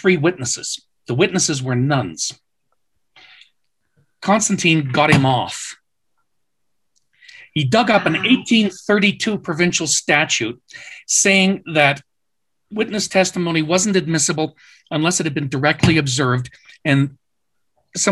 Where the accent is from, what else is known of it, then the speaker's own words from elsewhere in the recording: Canada; I'm Canadian by background.